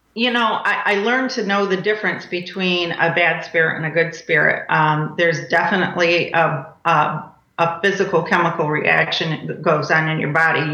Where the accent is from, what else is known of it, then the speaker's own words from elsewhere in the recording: Michigan, United States; now in Cape Coral, United States; I'm from Michigan